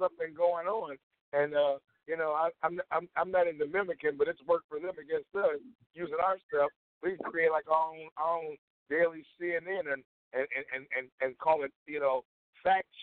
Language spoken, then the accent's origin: English; Chicago, Illinois, United States; growing up in Chicago and following behind Elijah Muhammad